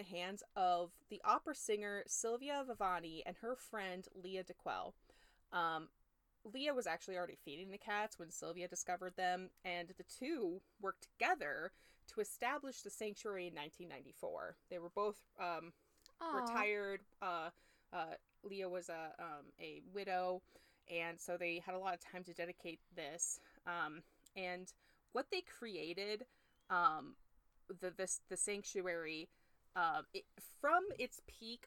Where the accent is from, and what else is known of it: United States